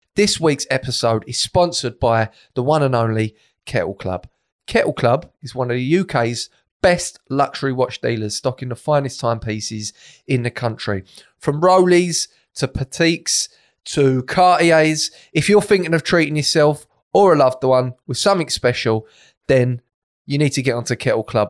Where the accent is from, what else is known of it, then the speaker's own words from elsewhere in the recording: Essex, East of England, United Kingdom; my upbringing, growing up in Essex